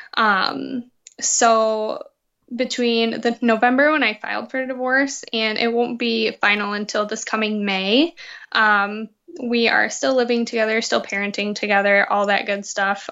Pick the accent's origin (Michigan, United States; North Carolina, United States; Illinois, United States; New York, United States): Michigan, United States; Muskegon; I grew up in Muskegon